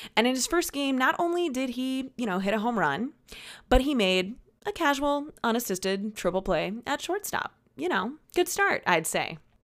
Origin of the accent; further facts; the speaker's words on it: Peoria, Illinois, United States; I am from Peoria. I'm from just outside of Peoria